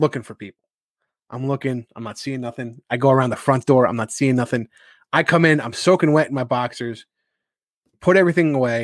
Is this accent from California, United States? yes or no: no; New Rochelle, New York, United States; moved away as an adult; now in Carmel, United States; I'm from New Rochelle and New Rochelle's a rather big city. And so I'm used to close neighbors and a lot of people.